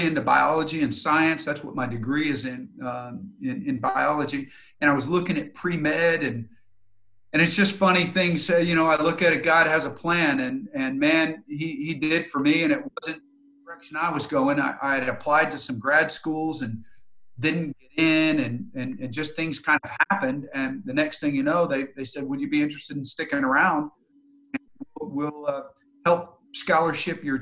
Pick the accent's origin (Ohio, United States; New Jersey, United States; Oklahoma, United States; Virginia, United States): Oklahoma, United States; Tulsa; I'm from Tulsa, and I had been away for about 8 years with college and coaching